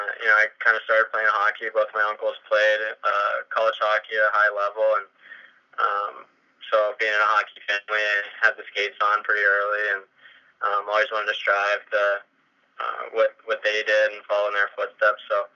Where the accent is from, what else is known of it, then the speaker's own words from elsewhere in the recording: West Mifflin, Pennsylvania, United States; moved away as an adult; I'm from West Mifflin. It's about a half hour from RMU.